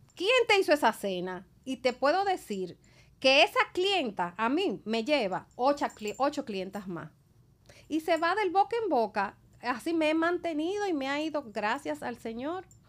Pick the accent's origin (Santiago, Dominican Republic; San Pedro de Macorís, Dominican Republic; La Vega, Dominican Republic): La Vega, Dominican Republic; moved away; soy de La Vega